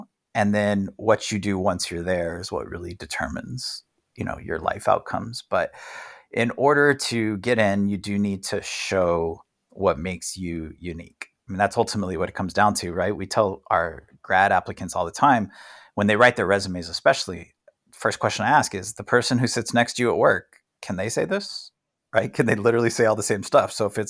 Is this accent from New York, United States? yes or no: no; El Paso, Texas, United States; So I'm a white male, which is like the lotto of circumstances, but I grew up in El Paso.